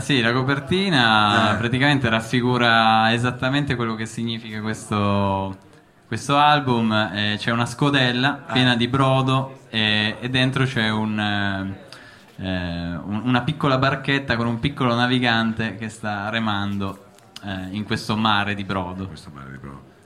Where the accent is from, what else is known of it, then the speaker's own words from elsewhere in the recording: Collegno, Piedmont, Italy; Io vengo da, mm, da Collegno. da Collegno. questo è un po' da dove sono cresciuto